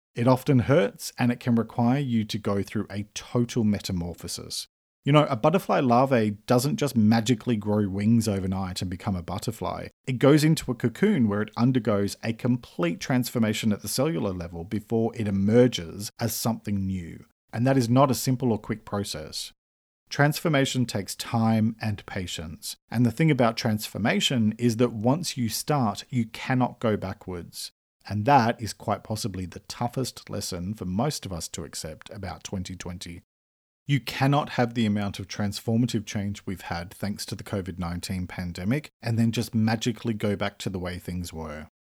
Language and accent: English; Australia; I'm an Australian writer and speaker